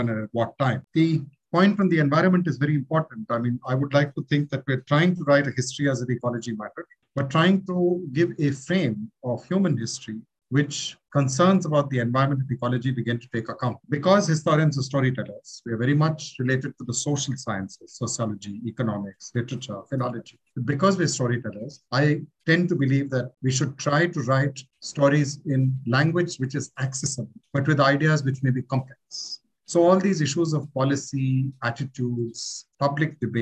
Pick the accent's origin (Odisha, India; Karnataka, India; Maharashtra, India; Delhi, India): Delhi, India; I grew up in Delhi in the late 60s, 70s into the 80s